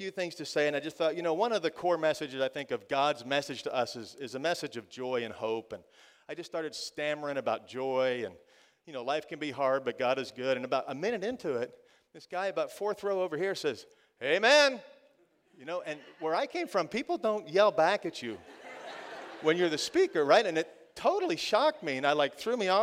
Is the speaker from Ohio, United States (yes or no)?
no; Florida, United States; I'm from Florida